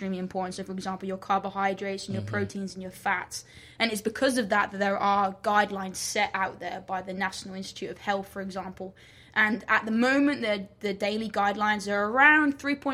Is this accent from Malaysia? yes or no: no; England, United Kingdom; moved away as an adult; also born or lived in Alabama, United States; now in Florida, United States; I'm originally from England, so I'm in Florida now doing my PhD at the great FSU